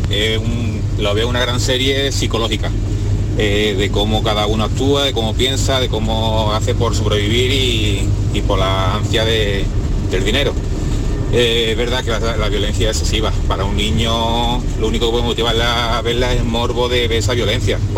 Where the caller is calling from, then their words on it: Málaga, Andalusia, Spain; Buenos días, Jesús y compañía. … de Málaga.